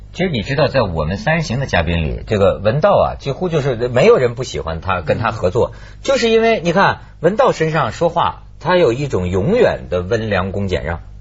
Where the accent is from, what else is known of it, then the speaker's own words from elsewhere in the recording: China; 我们中国人不压抑